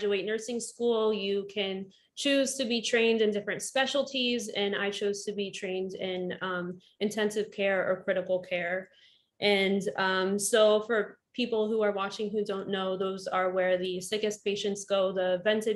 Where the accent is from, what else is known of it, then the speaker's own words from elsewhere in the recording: Northern Virginia, United States; moved away as an adult; also born or lived in Florida; I grew up in Northern Virginia, and I went to college in Florida, nursing